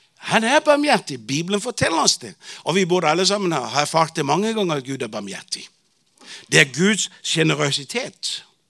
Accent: Bornholm, Capital Region of Denmark, Denmark; Norwegian is a second language; moved away as an adult; also born or lived in Tanzania; now in Arusha, Tanzania; jeg vokste jo opp i Pinsum menighet på Bornholm

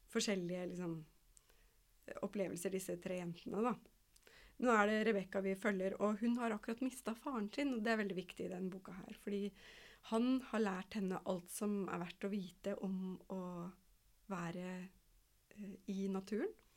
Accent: Kongsvinger, Innlandet, Norway; jeg er oppvokst i skogen ved Kongsvinger

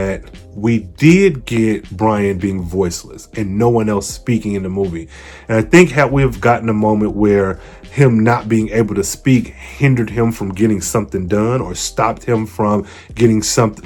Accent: Midwest, United States; I'm from the Midwest

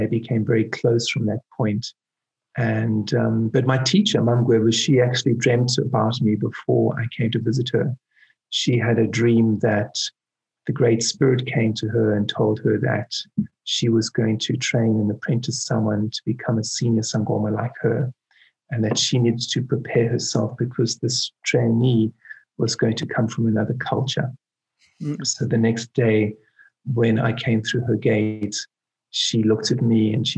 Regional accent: Cape Town, Western Cape, South Africa; when I was born in Cape Town, just beneath Table Mountain.

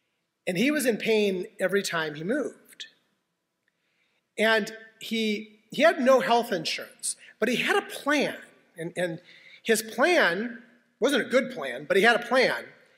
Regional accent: Spokane, Washington, United States; I was born in Deaconess Hospital in Spokane, Washington, where my mom and my grandmother were born in that same hospital.

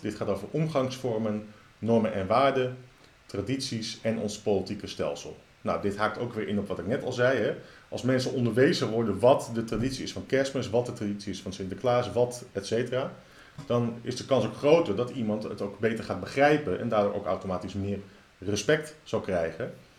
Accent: Netherlands; als Nederlanders

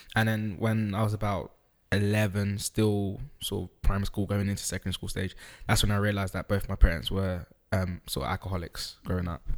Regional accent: United Kingdom; also born or lived in Netherlands; I was born in Holland. I moved to the U K when I was about four. So I started education here

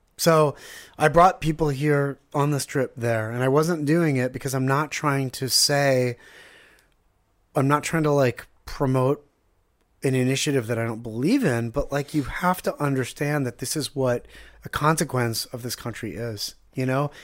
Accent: Pittsburgh, Pennsylvania, United States; also born or lived in Ganei Yehuda, Israel; now in Israel; We grew up in Squirrel Hill, Pittsburgh, which is like a little shtetl

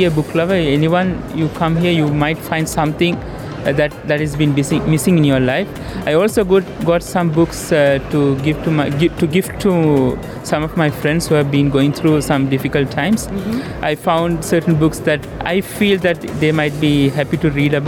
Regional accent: Sri Lanka; I'm from Sri Lanka.

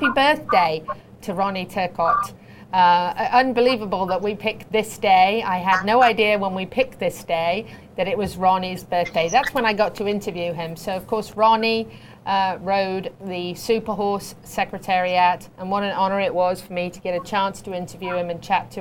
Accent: United Kingdom; I'm a Brit, but I'm a patriot

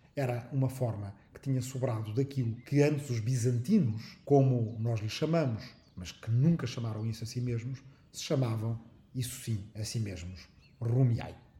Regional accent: Arrifana, Ribatejo, Portugal; minha aldeia de Arrifana, no Ribatejo

